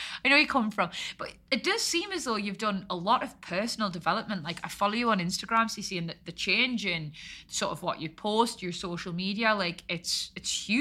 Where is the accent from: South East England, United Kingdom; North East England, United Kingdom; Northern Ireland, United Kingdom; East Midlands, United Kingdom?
North East England, United Kingdom; Newcastle upon Tyne; accent: Geordie; I'm down here for work, blah, blah, blah, I'm a Geordie